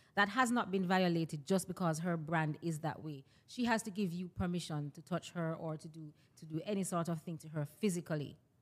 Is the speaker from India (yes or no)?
no; Jamaica; I'm a Jamaican personality because that's my ethnicity, that's my nationality